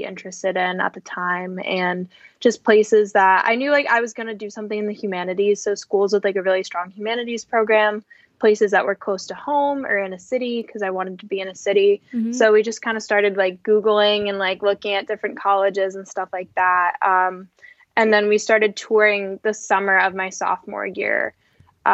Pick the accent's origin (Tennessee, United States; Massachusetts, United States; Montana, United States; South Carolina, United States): Massachusetts, United States; Cape Cod; I'm from Massachusetts, Cape Cod, Massachusetts